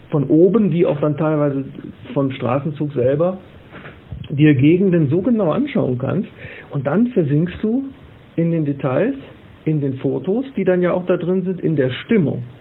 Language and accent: German; Wesel, North Rhine-Westphalia, Germany; born there; es gibt äh, ja mehrere Romane, die in meiner Geburtsstadt äh, spielen, äh, wo ich mir dann immer sicher war. Und meine Frau sagt immer, wenn du dir sicher bist, dann guck nochmal nach. Äh, wo dann wirklich 15-Jährige, die jetzt in Wesel leben